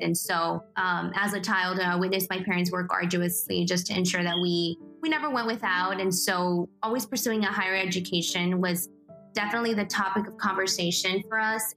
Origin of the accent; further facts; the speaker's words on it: McAllen, Texas, United States; also born or lived in Guadalajara, Mexico / Pharr, Texas / Edinburg, Texas / Mission, Texas; So I was born in Guadalajara, Mexico. And I was raised here in the Rio Grande Valley in McAllen, Texas